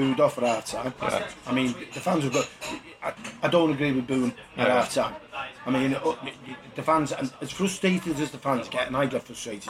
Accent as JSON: {"language": "English", "town": "Huyton", "region": "North West England", "country": "United Kingdom", "tie": "born or raised there", "said": "And I'm proud, you know, that I was brought up from Highton."}